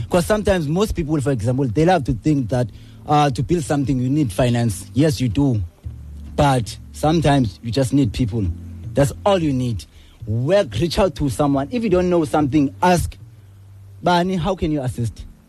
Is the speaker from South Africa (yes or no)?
yes; Gqeberha, Eastern Cape, South Africa; I'm from New Brighton.